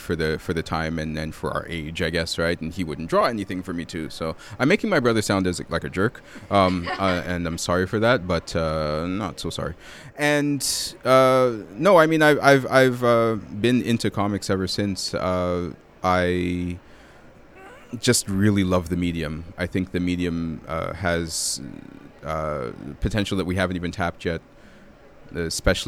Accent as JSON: {"language": "English", "town": "Toronto", "region": "Ontario", "country": "Canada", "said": "I'm from Toronto, which has a very robust comic book scene"}